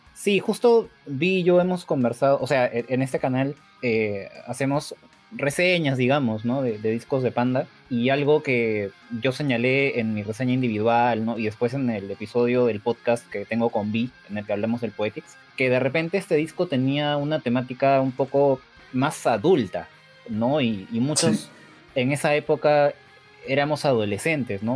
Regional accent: Peru; yo soy de Perú

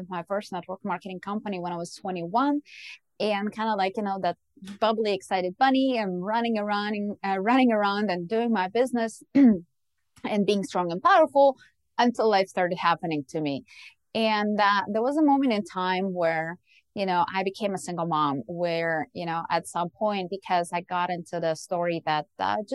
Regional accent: Ukraine; moved away; I was born and raised in Ukraine

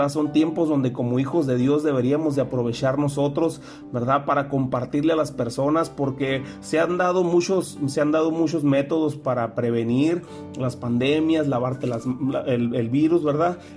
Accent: Mexico; nosotros como iglesia, nosotros como pueblo mexicano, también deberíamos de estar instituyendo un tiempo de oración

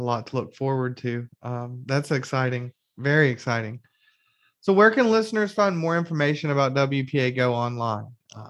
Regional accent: Alabama, United States; accent: twang; I'm from Alabama. So there's probably a twang.

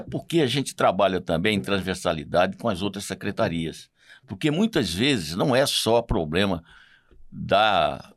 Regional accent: Cuiabá, Mato Grosso, Brazil; eu sou um cuiabano de Chapecruz, de muita raiz aqui, apaixonado pela minha terra

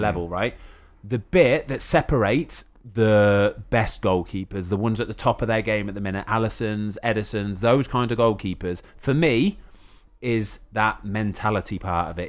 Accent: England, United Kingdom; as an Englishman

